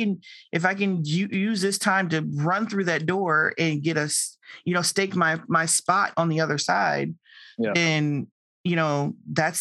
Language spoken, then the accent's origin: English; Indiana, United States; I'm from Indiana and not LA.